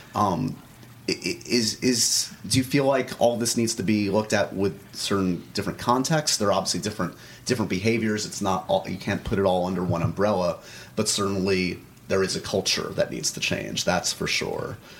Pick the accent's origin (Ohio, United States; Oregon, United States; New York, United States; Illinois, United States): New York, United States; New York City; Upper West Side liberal